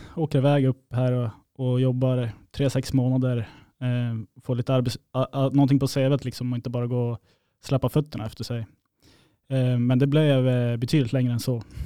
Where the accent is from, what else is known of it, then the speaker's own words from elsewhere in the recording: Uppsala, Uppsala County, Sweden; moved away as an adult; now in Kiruna, Sweden; jag är från Uppsala i grund och botten, men eh, min mamma är från Kiruna